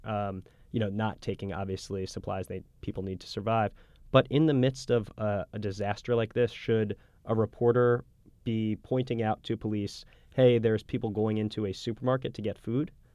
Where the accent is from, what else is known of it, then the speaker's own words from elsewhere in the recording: United States; as an American